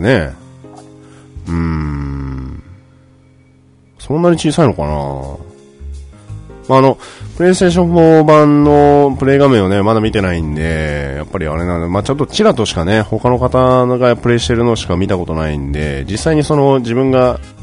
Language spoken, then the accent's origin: Japanese; Fukuoka, Japan; now in Tokyo, Japan; 私、あの、バリバリの、福岡出身でございます